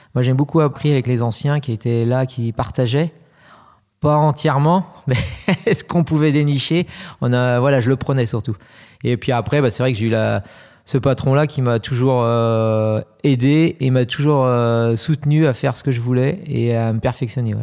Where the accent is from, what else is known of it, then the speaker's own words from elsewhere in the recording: Pays de la Loire, France; je suis originaire du Sud-Loire